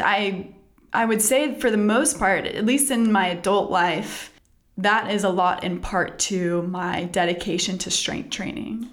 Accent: Texas, United States; now in North Carolina, United States; I grew up in Texas

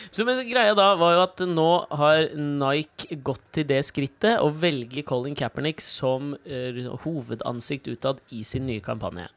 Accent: Norway

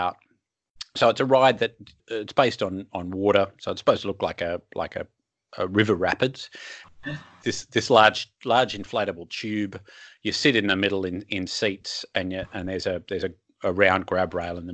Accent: Sydney, New South Wales, Australia; I grew up in Sydney

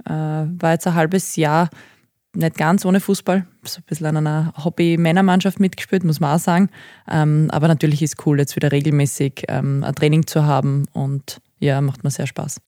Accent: Graz, Styria, Austria; moved away; also born or lived in Thal; ich bin tatsächlich aber Grazerin

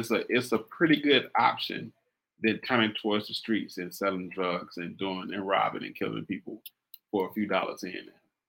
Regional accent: West Coast, United States; I'm from the West Coast

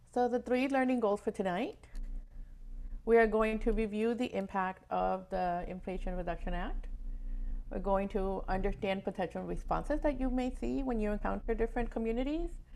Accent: Ecuador; now in West Palm Beach, United States; I am originally from Ecuador

